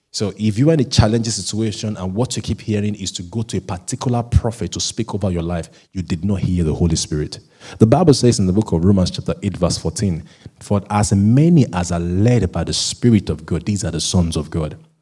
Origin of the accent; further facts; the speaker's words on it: Nigeria; being a Nigerian